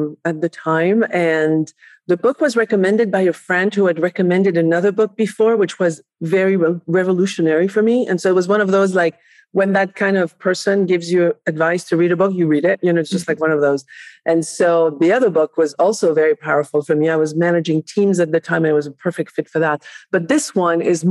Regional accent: Barcelona, Catalonia, Spain; English is a second language; also born or lived in France; now in United States; I was raised in Barcelona, Spain, although I was born in France

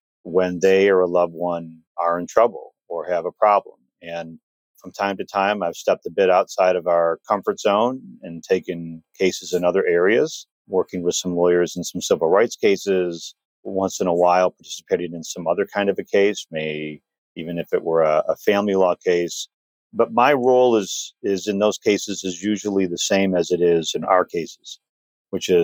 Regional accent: Detroit, Michigan, United States; I grew up in Detroit, ultimately moved to the suburbs

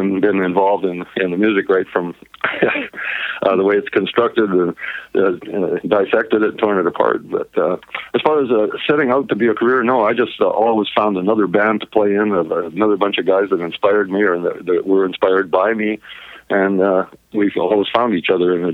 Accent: Edmonton, Alberta, Canada; I was born in Edmonton, Alberta

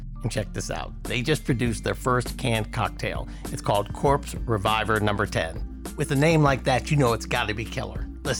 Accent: Silver Spring, Maryland, United States; Silver Spring is my hometown

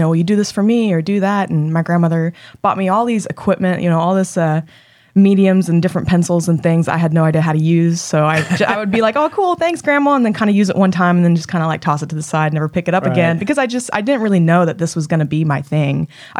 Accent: Tahlequah, Oklahoma, United States; I grew up in Tahlequah, Oklahoma. My dad's tribes are Cherokee and Creek. I'm enrolled Cherokee. My mom's tribes are Salish, Kootenai, Wenatchee, and Colville, up northern.

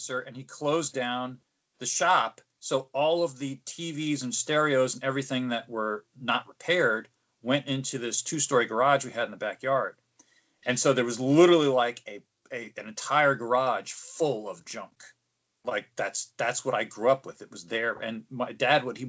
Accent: Morristown, New Jersey, United States; I grew up in Morristown, New Jersey, and there was a Big Garbage Day. There isn't where I live now

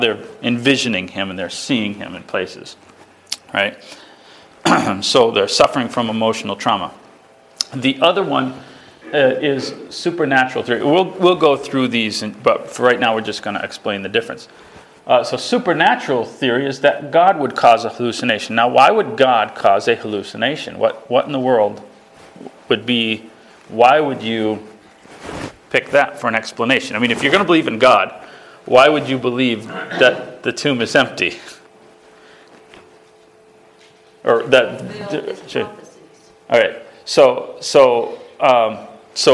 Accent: Spencer, Massachusetts, United States; my hometown

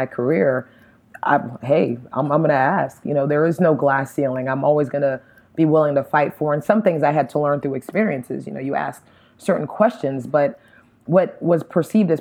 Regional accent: Miami, Florida, United States; now in Atlanta, United States; me growing up in Miami, I am American 100%

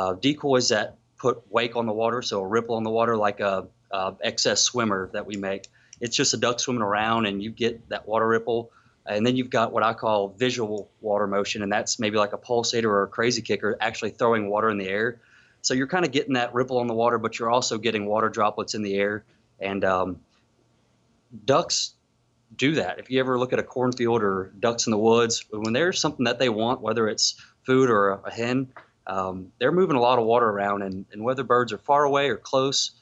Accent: South Louisiana, United States; I grew up hunting in South Louisiana

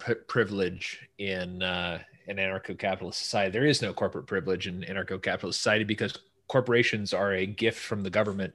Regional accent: Northern California, United States; I'm from Northern California

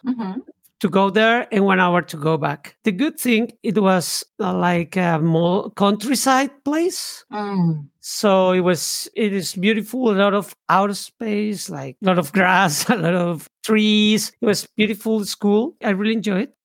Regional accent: Bogotá, Colombia; moved away; I was born in, in Bogota, it's the capital of Colombia.

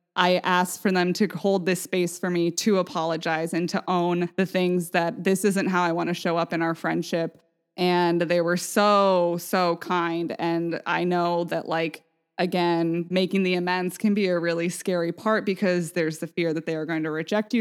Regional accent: Vashon, Washington, United States; growing up on Vashon

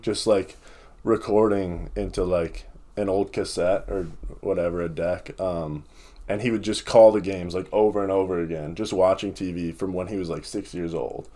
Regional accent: Lakeville, Minnesota, United States; also born or lived in Iowa / Missouri; Lakeville, Minnesota, for both of us

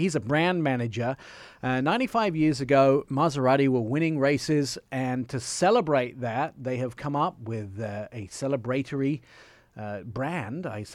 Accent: Italy; I grew up in Italy, so I know Tributo is tribute in Italian

